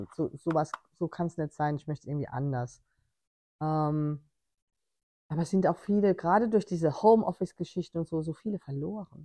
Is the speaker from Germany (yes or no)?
yes; Germany; ich als Deutsche im Ausland